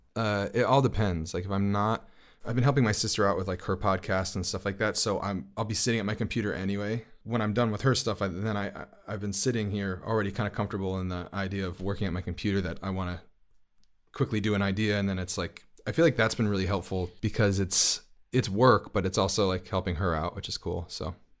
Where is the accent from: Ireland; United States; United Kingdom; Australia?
United States; New York City, New York; I'm from Brooklyn